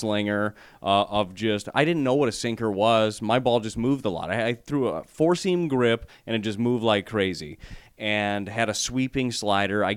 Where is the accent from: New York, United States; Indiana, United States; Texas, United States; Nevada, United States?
Nevada, United States; Las Vegas; moved away; my hometown, Las Vegas